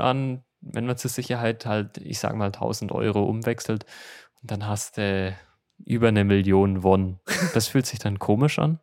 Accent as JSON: {"language": "German", "country": "Germany", "moved": "as an adult", "lives_now": "Seoul, South Korea", "said": "als Deutscher"}